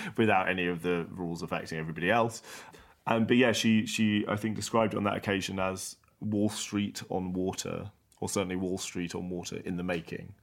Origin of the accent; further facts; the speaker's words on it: London, United Kingdom; I was from London